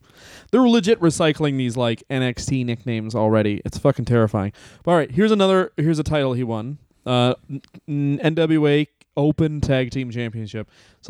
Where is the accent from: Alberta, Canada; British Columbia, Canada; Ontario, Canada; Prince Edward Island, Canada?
Ontario, Canada; Southern; I grew up in Southern Ontario, in Canada